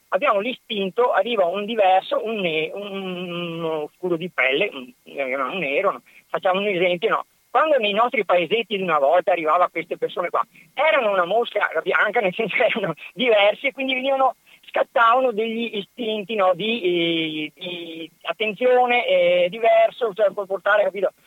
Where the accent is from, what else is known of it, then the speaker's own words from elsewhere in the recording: province of Padua, Veneto, Italy; io sono nato nella provincia di Padova, ho avuto l'educazione familiare, l'educazione sociale, cioè la, la scuola